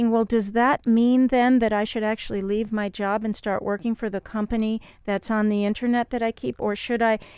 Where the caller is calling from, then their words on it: Kingston, Ontario, Canada; King, Kingston